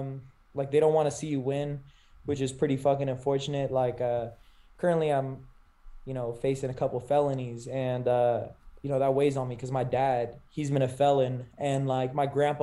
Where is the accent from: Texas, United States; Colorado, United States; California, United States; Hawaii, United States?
California, United States; moved away as an adult; I grew up in Cali. I only moved here a couple years ago